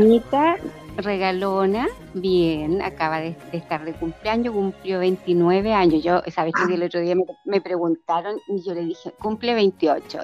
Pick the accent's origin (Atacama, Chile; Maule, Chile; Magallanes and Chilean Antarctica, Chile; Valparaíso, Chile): Maule, Chile; Parral; born or raised there; also born or lived in Santiago